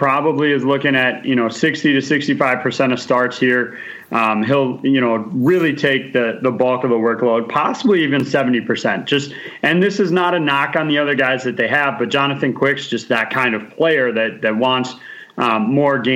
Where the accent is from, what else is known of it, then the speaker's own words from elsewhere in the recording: Brookfield, Wisconsin, United States; he's from my hometown, Brookfield, Wisconsin